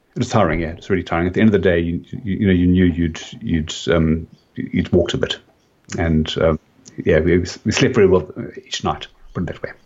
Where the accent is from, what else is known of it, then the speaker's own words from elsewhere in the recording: Cape Town, Western Cape, South Africa; accent: South African; moved away as an adult; now in Australia; I'm originally from Cape Town